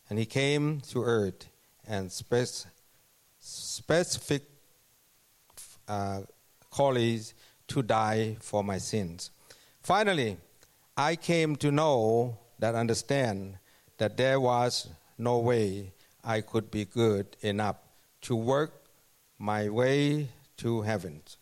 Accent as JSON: {"language": "English", "country": "Thailand", "second_language": "English", "moved": "as an adult", "lives_now": "Canada", "said": "I, I come from Thailand and came to Canada 2007 as a worker."}